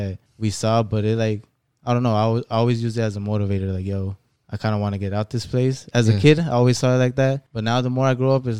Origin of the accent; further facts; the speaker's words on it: United States; we all grew up in Park Lane, right?